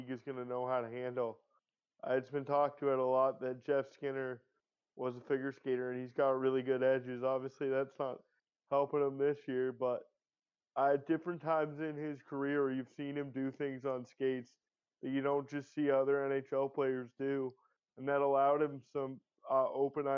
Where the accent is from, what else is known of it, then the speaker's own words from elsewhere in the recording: Canada; as a Canadian